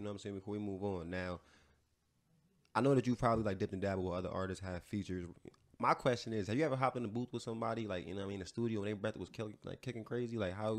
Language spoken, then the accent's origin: English; Jamaica; you know I'm Jamaican.